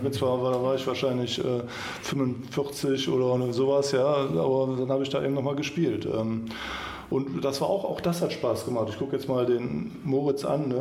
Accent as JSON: {"language": "German", "town": "Kempen", "region": "North Rhine-Westphalia", "country": "Germany", "tie": "born or raised there", "also_born_or_lived": "Mönchengladbach / Düsseldorf", "said": "in Kempen, wo ich aufgewachsen bin."}